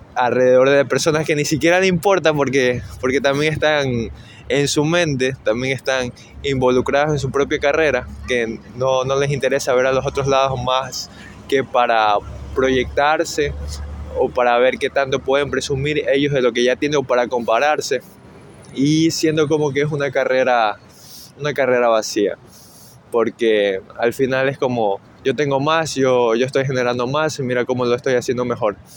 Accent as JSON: {"language": "Spanish", "country": "Ecuador", "moved": "yes", "lives_now": "New York, United States", "said": "soy ecuatoriano"}